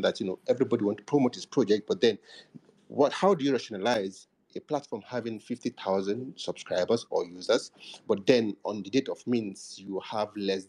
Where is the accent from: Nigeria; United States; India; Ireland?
Nigeria; I'm from Nigeria